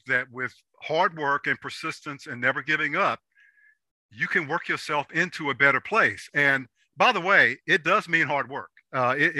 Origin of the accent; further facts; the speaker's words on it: Washington, District of Columbia, United States; I grew up in Southeast DC